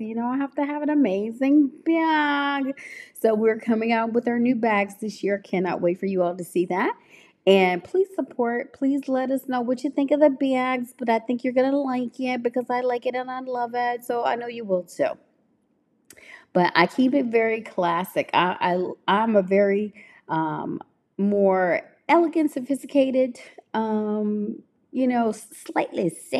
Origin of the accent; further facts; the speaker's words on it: Memphis, Tennessee, United States; my hometown, Memphis, Tennessee